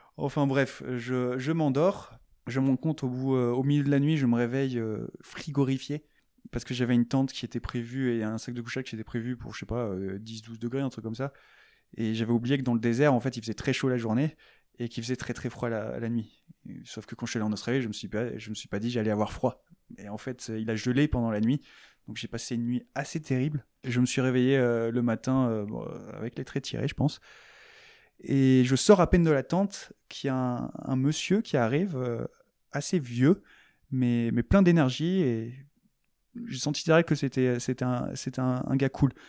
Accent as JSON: {"language": "French", "country": "France", "said": "je suis français"}